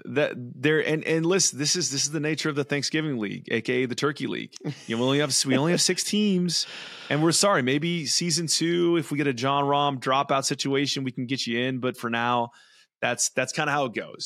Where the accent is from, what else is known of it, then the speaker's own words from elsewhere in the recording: California, United States; played a lot of golf growing up there. I, I'm, I'm from California.